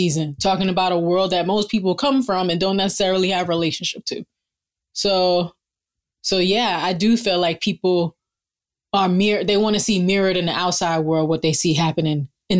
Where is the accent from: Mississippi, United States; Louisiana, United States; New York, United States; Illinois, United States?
New York, United States; New York City; I'm from Brooklyn.